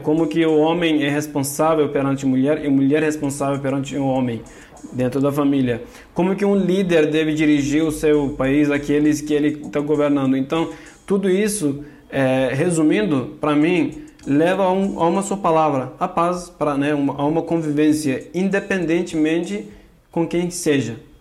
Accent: Turkey; Portuguese is a second language; moved away as an adult; now in São Paulo, Brazil; eu sou da Turquia, de origem curda

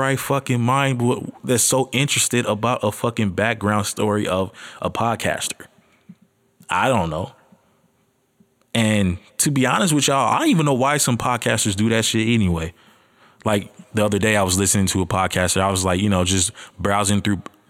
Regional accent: Los Angeles, California, United States; I'm from Los Angeles, California

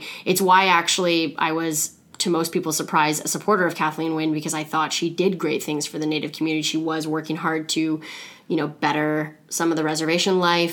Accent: Toronto, Ontario, Canada; also born or lived in Thunder Bay; the areas I grew up in Toronto

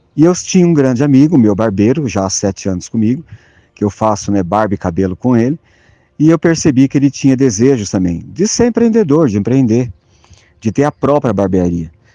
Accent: interior of São Paulo, Brazil; Eu, eu sou do interior de São Paulo, nasci numa cidade muito pequena, 12 mil habitantes

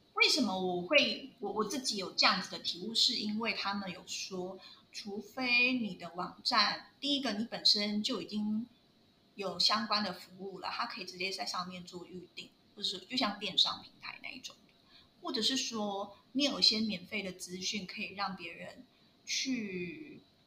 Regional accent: Taiwan; moved away; 我上面有写说我是台湾人

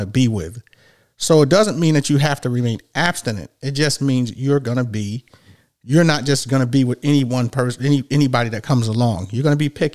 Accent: New York, United States; growing up in New York

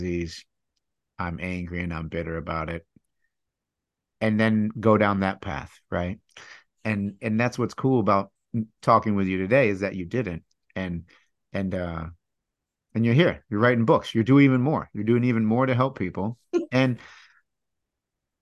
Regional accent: Michigan, United States; growing up in Michigan, I didn't realize how much Catholicism had influenced the state

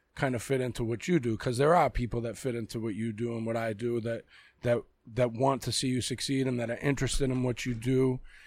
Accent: Boston, Massachusetts, United States; accent: Boston; My real accent is a Boston accent.

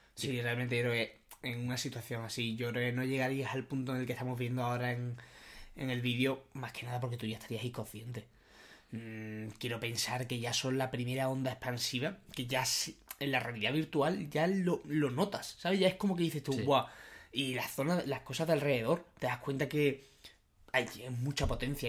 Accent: Spain

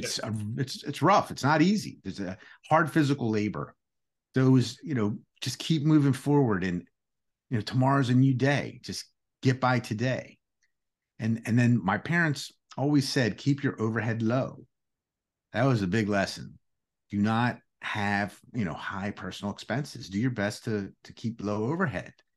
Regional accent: United States; first language Greek; English is a second language; also born or lived in Greece (ancestry); Our first language was Greek. Uh, we were sent to school. Uh, it was a different era back then.

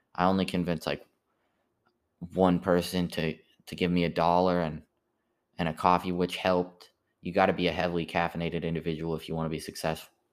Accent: United States; I'm an American

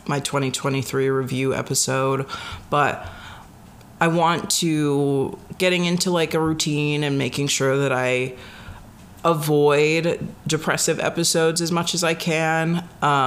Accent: Chicago, Illinois, United States; moved away as an adult; also born or lived in Michigan; now in Wisconsin, United States; I grew up in the Chicagoland area

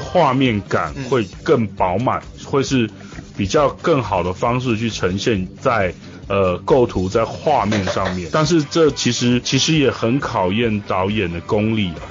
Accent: Kaohsiung, Taiwan; 我是来自，呃，台湾宝岛高雄的

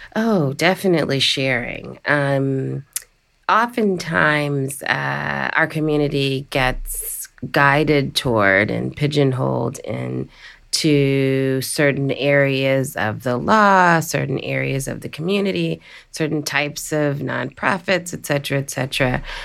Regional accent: Washington, District of Columbia, United States; the District of Columbia, my hometown

